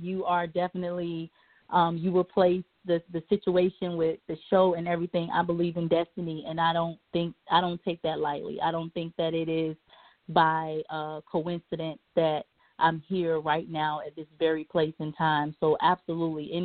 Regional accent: Newport News, Virginia, United States; moved away as an adult; I grew up in Newport News, Virginia, predominantly black.

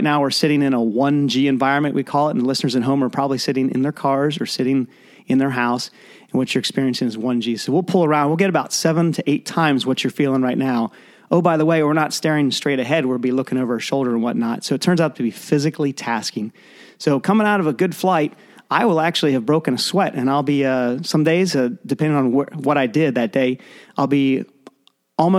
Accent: Lancaster, Pennsylvania, United States; moved away as an adult; also born or lived in Annapolis, Maryland / Florida / Monterey, California; now in San Diego, United States; I grew up in Lancaster, Pennsylvania

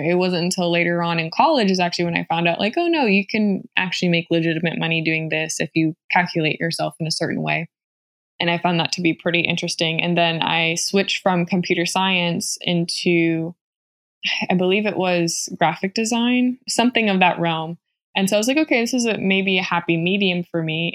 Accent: Ceiba, Puerto Rico; moved away; I was born and raised in Ceiba, Puerto Rico, which I'm extremely proud

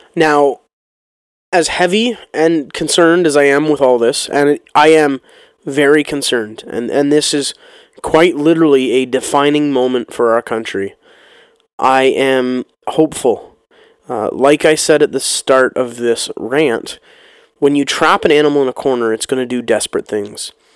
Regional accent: Canada; my life as a Canadian citizen

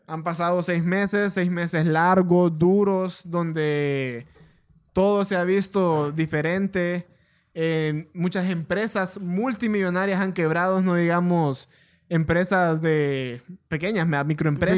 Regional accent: Honduras; somos de Honduras

